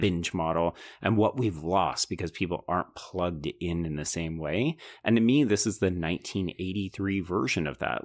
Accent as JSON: {"language": "English", "country": "Canada", "tie": "born or raised there", "said": "growing up Canadian"}